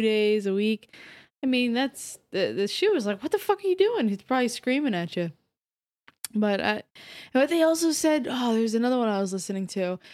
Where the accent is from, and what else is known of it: Orange County, New York, United States; born or raised there